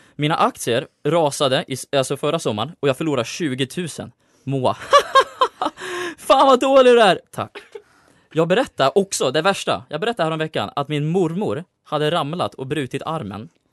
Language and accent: Swedish; Uppsala, Uppsala County, Sweden; jag kommer från Uppsala